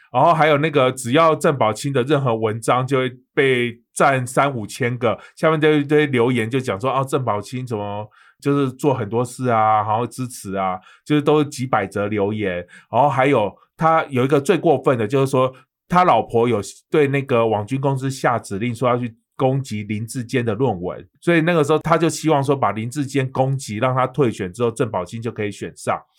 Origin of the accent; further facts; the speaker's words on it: Kaohsiung, Taiwan; moved away as an adult; now in Taipei, Taiwan; 你在我的家乡签